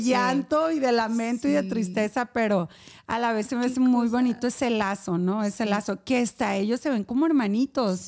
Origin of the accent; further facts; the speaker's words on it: Culiacán, Sinaloa, Mexico; moved away as an adult; now in Hermosillo, Mexico; soy de Culiacán, Sinaloa, vivo en Hermosillo